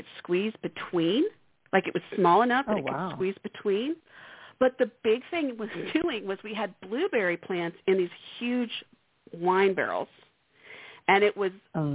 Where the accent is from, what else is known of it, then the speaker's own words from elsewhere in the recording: Central Texas, United States; moved away; also born or lived in St. Louis / Dallas; being from Central Texas